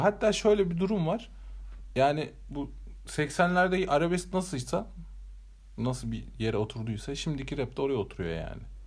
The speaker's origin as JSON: {"language": "Turkish", "region": "Eskişehir", "country": "Turkey", "said": "biz de buralıyız"}